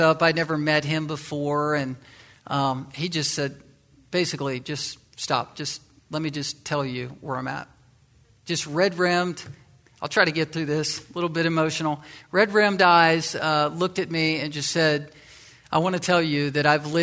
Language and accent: English; Virginia, United States; the western side of Virginia, my home state